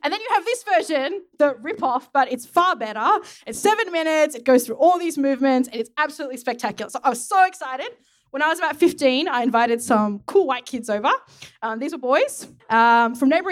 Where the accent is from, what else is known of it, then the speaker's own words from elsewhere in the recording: Sydney, New South Wales, Australia; also born or lived in Campbelltown; I went to school in Croydon, North Strathfield, and then Strathfield Girls High